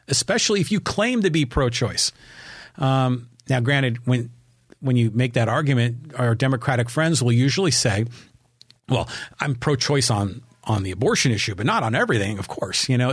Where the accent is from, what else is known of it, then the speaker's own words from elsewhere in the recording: San Francisco, California, United States; also born or lived in Burlingame / San Diego; we're from San Francisco